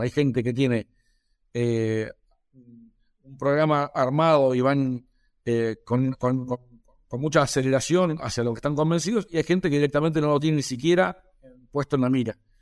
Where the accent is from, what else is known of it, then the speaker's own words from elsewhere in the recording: Argentina; soy médico veterinario de Argentina